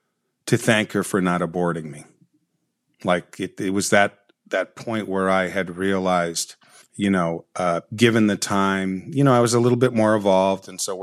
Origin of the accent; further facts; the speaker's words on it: Watts, California, United States; born there; My understanding is that I was born in Watts, and I spent a period of time, I'm not exactly sure, in an orphanage post coming out of the hospital.